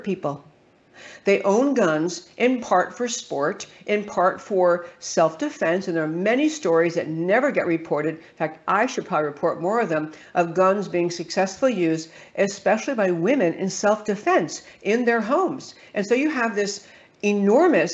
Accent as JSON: {"language": "English", "region": "New York", "country": "United States", "tie": "born or raised there", "said": "I grew up in New York and talk kind of fast"}